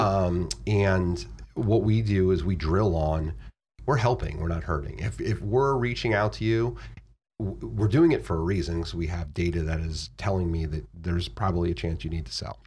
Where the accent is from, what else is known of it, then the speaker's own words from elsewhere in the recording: Florida, United States; moved away as an adult; now in Virginia, United States; I moved from Florida to Virginia, like, one of the few people who leave Florida if you grow up there